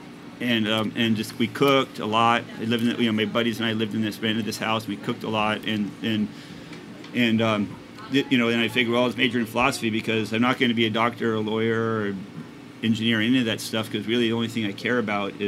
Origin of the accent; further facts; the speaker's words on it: Winnipeg, Manitoba, Canada; moved away; I grew up in Winnipeg, which is an urban city